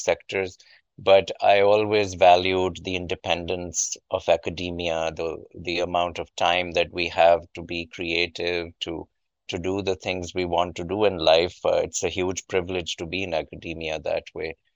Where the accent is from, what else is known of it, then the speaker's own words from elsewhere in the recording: Pakistan; moved away as an adult; now in United States; as a child growing up in Pakistan, I had a small kind of improvised lab in our house